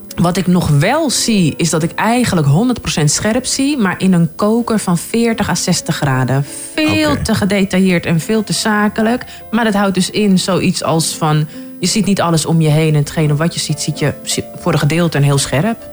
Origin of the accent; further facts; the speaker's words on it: Haarlem, North Holland, Netherlands; Ik ben dus geboren getogen in Haarlem